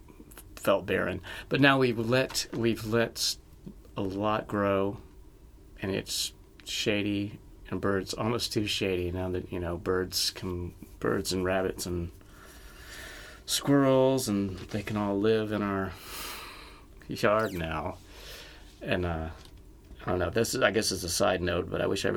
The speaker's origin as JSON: {"language": "English", "region": "the South", "country": "United States", "tie": "born or raised there", "said": "I was raised in the South"}